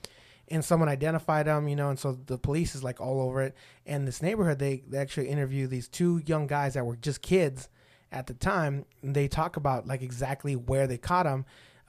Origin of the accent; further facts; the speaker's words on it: El Paso, Texas, United States; Obviously, I'm from El Paso.